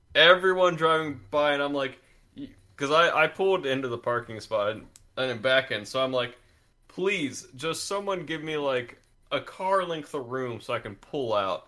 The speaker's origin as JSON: {"language": "English", "region": "Georgia", "country": "United States", "tie": "born or raised there", "said": "I grew up in Georgia where it's just hot outside most of the time"}